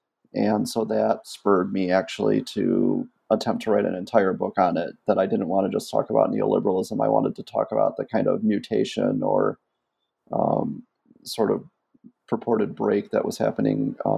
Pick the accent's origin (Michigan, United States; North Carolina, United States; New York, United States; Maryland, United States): Michigan, United States; before I even became an academic, I grew up outside of Flint, Michigan.